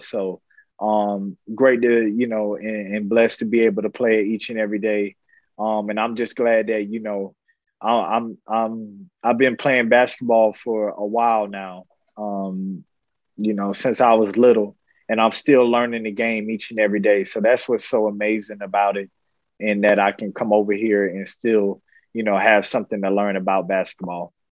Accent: Florida, United States; moved away as an adult; I was growing up in Florida

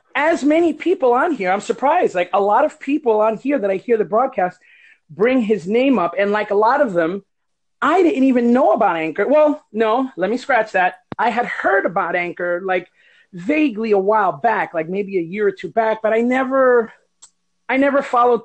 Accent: El Barrio, New Jersey, United States; moved away as an adult; now in Florida, United States; I was raised in El Barrio eating rice and beans

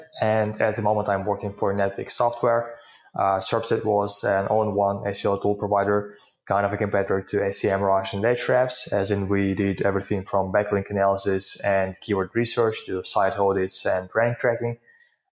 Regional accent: Ukraine; English is a second language; I'm from Ukraine and live here.

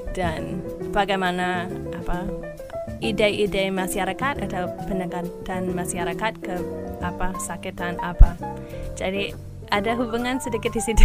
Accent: New York, United States; Indonesian is a second language; moved away as an adult; also born or lived in Los Angeles; now in Indonesia; Saya berasal dari New York. Saya lahir di New York pada tahun 1980

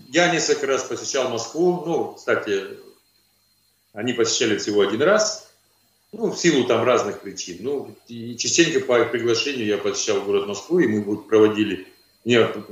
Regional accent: Kazakhstan; born there; могу, могу еще добавить то, что я родился в Казахстане, мне 54 года

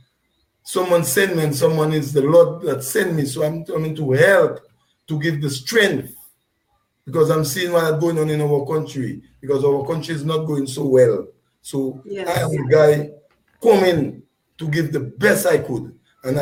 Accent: Grand Bay, Saint Patrick Parish, Dominica; from Grand Bay, lived in Grand Bay, born in Grand Bay

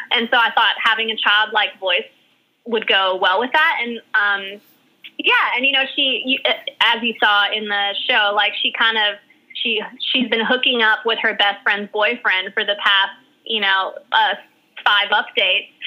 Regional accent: Hawaii, United States; born there; now in New York, United States; … was the name that was given to me when I was born in Hawaii. It's a Hawaiian name, and it means heavenly eyes. And um, my aunt named me that. Um, and yeah, so that when I moved to New York

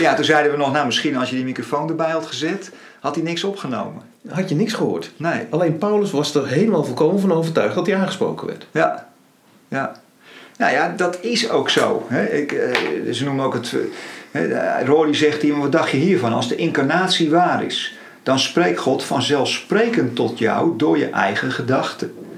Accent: Netherlands; we worden als Nederlanders niet voor niks Calvinistisch genoemd.

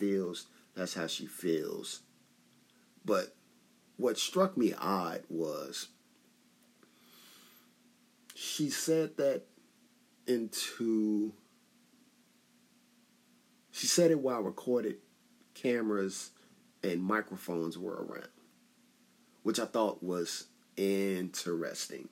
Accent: Chicago, Illinois, United States; I'm a dude from Chicago

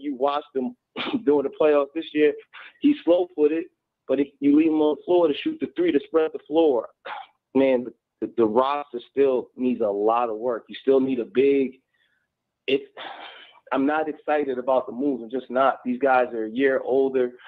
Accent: Philadelphia, Pennsylvania, United States; now in Kentucky, United States; I'm calling from Kentucky, but I was raised and brought up in Philadelphia

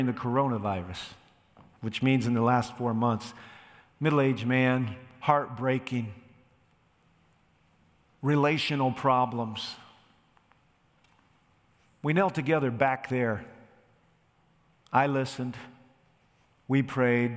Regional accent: United States; I am an American

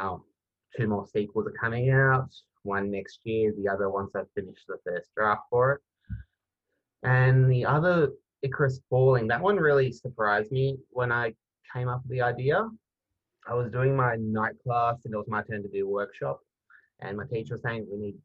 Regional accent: Melbourne, Victoria, Australia; I am from Melbourne and in Australia

